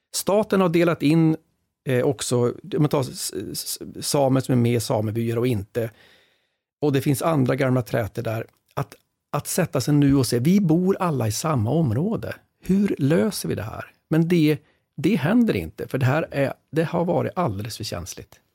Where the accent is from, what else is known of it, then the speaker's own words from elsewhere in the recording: Västerbotten County, Sweden; jag är själv från Västerbotten